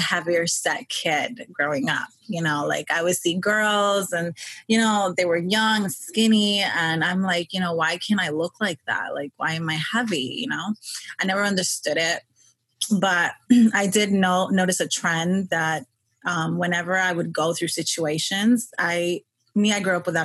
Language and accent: English; New York, United States; I was born and raised in New York, Queens